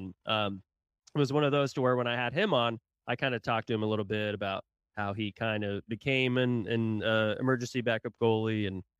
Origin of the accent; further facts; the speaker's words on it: Tulsa, Oklahoma, United States; moved away; I'm from Tulsa originally, so I was always a Tulsa Oiler fan, lived down here obviously for quite some time now.